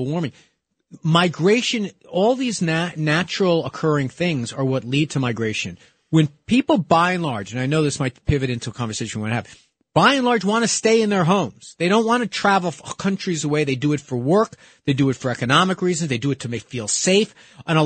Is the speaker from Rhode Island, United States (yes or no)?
no; New York City, New York, United States; growing up in New York City